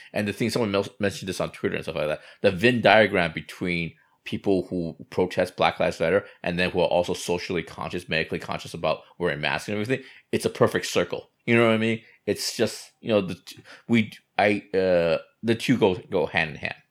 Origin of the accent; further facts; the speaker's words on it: United States; I grew up in America